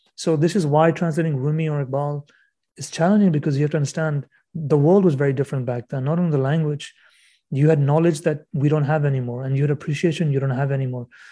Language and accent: English; Canada; European roots, I guess, being Canadian